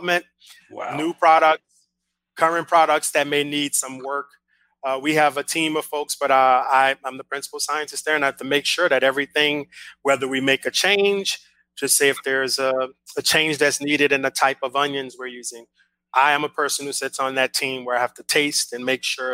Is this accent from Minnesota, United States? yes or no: no; New Orleans, Louisiana, United States; I'm from New Orleans and we're from Louisiana